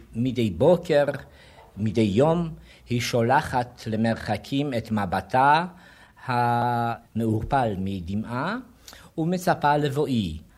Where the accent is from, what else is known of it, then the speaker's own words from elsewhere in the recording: Lviv, Lviv Oblast, Ukraine; now in Israel; כילד בן אה, עשר שרתי את השיר הזה בבית הספר בלבוף כשיר פולני